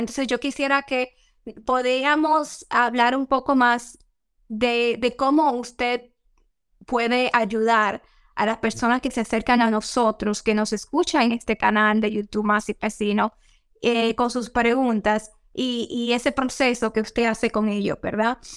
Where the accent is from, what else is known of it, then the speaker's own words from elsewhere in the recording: Dominican Republic; now in United States; yo nací y me crié en la República Dominicana